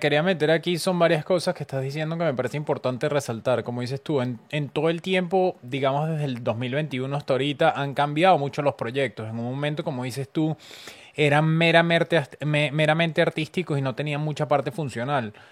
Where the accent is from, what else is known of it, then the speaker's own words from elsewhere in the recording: Venezuela; como venezolana